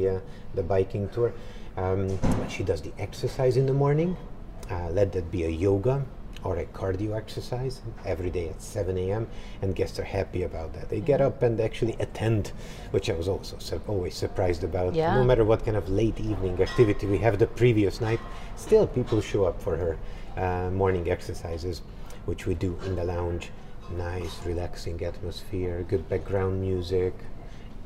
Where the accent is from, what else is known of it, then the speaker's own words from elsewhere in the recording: Budapest, Hungary; I'm from Budapest, Hungary